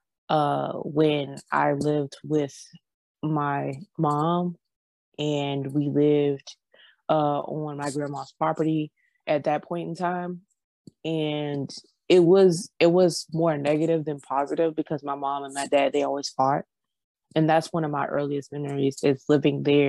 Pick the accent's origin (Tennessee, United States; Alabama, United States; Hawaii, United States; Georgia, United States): Georgia, United States; I'm from Georgia.